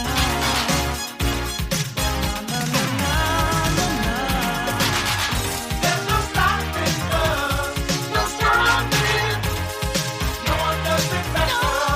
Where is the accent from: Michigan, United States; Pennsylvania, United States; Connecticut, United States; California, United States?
Pennsylvania, United States; Philadelphia; also born or lived in Los Angeles; my hometown of Philadelphia